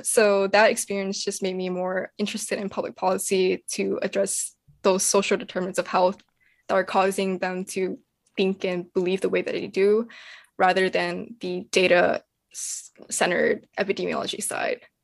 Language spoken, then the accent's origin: English; Louisville, Kentucky, United States; I grew up in the south side of Louisville